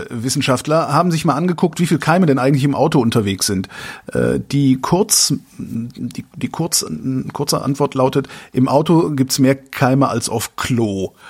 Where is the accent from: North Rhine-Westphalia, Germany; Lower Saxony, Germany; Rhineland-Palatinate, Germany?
North Rhine-Westphalia, Germany; Cologne; ich bin Kölner. Ich, ich habe noch nie was von Hachenburg